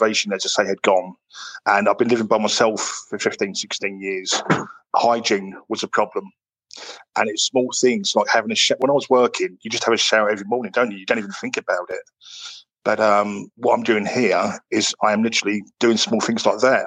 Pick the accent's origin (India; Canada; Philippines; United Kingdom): United Kingdom; London; moved away; I was brought up in London